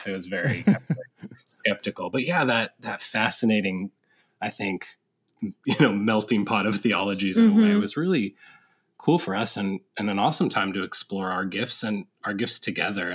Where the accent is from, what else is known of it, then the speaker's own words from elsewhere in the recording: Northern California, United States; also born or lived in San Diego; I was raised in Northern California, but I had gone to college in San Diego.